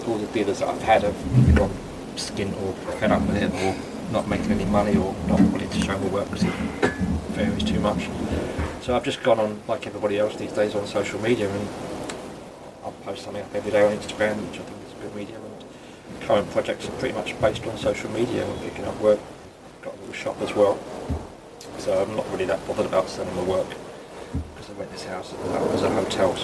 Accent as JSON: {"language": "English", "region": "London", "country": "United Kingdom", "tie": "born or raised there", "also_born_or_lived": "St Ives", "said": "me growing up in Notting Hill Gate"}